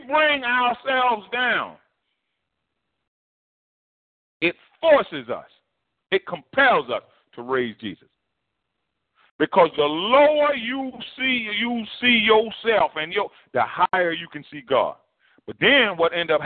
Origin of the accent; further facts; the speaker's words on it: United States; as African-Americans, you know, we kind of have that a similar history and a common lineage